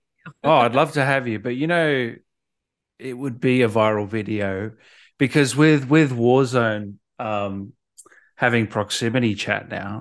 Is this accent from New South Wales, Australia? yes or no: no; Melbourne, Victoria, Australia; also born or lived in Sydney; I was born in Sydney, but, um, parents moved to Melbourne